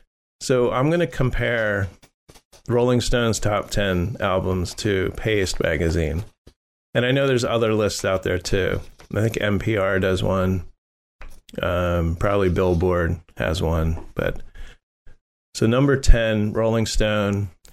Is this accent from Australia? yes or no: no; Ireland; And being Irish, I think that's great.